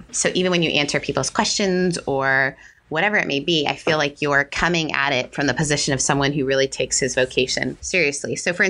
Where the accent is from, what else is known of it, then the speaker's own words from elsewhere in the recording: Canada; I grew up in Canada, so that's outside, mm-hmm. in some ways is outside of the church